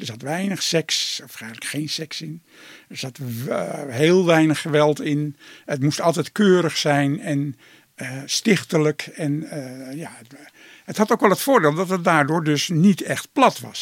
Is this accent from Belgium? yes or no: no; Netherlands; wij een eigen cultuur hebben in Nederland